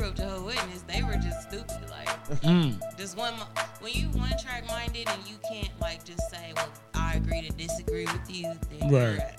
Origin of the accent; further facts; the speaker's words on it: Cleveland, Ohio, United States; My dad moved here and met my mom, so I'm from Cleveland.